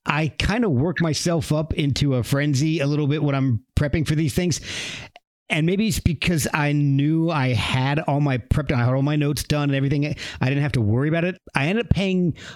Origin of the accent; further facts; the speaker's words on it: New Jersey, United States; I grew up in New Jersey.